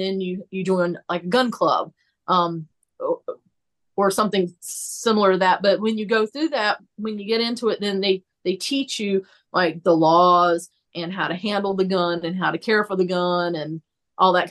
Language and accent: English; the South, United States; I was American and from the South